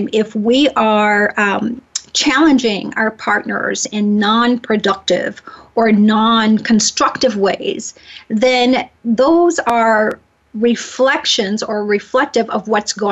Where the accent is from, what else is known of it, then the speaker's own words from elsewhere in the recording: the South, United States; I'm from the South